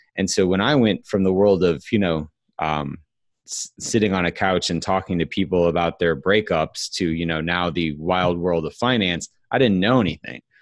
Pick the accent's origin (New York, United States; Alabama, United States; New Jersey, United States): Alabama, United States; Huntsville; now in Atlanta, United States; grew up my whole uh, childhood in Huntsville, Alabama.